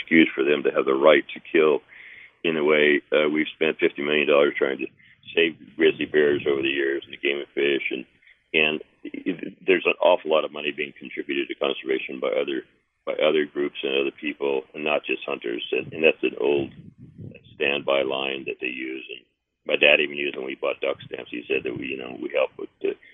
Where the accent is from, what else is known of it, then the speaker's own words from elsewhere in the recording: Nebraska, United States; I grew up in Nebraska hunting ducks, geese, pheasants, and grouse and things